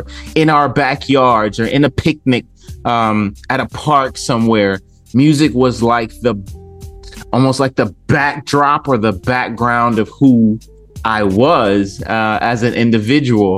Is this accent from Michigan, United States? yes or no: yes; Detroit, Michigan, United States; growing up in Detroit with the music around me